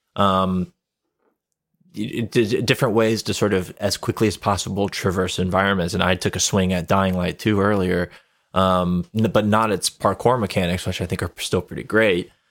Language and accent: English; Ocala, Florida, United States; my hometown. I worked for a homeless charity